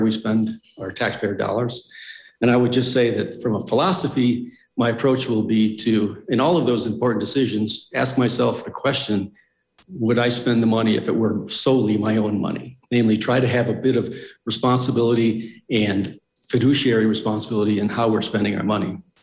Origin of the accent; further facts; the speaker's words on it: Midwest, United States; now in Mountain Village, United States; I was born and raised in the Midwest